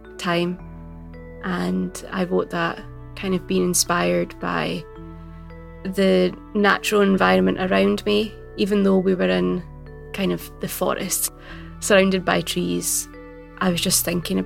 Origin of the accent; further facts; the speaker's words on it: Glasgow, Scotland, United Kingdom; I am a writer from Glasgow, writing in both Gaelic and English